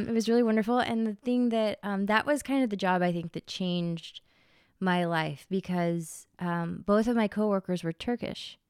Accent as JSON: {"language": "English", "town": "Memphis", "region": "Tennessee", "country": "United States", "said": "I'm from Memphis"}